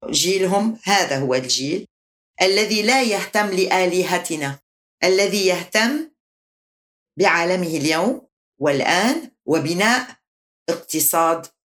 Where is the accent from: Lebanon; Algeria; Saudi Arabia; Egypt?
Lebanon; هي انتماءاتي أنا لبنانية أنا عربية